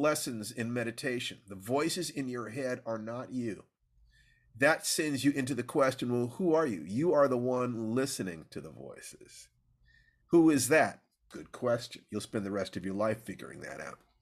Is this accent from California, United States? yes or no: yes; Los Angeles, California, United States; I was born in Los Angeles